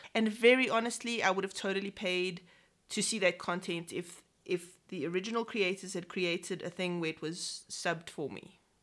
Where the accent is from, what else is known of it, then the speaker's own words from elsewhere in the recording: England, United Kingdom; I am very English